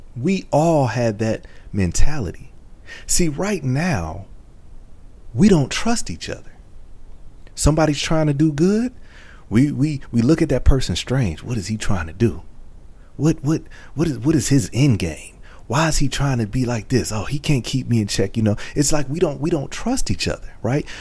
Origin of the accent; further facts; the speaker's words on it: Michigan, United States; I'm from Michigan